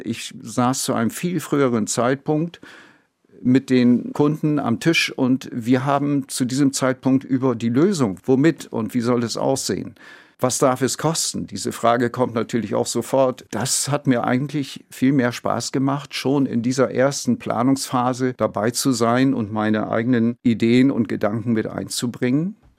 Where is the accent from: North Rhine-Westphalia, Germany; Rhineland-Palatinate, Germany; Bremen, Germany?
Bremen, Germany; Ich bin zwar gebürtiger Bremer